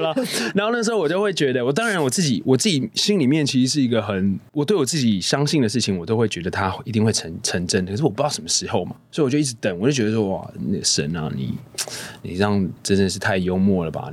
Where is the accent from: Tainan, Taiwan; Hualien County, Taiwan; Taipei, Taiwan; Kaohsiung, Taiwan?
Taipei, Taiwan; 我从小就在台北长大